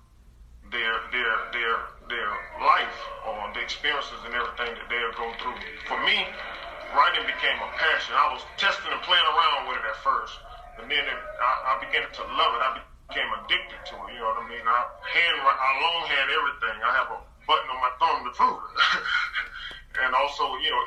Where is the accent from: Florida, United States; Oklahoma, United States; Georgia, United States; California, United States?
Georgia, United States; Moultrie; moved away as an adult; I have family in my hometown of Moultrie, Georgia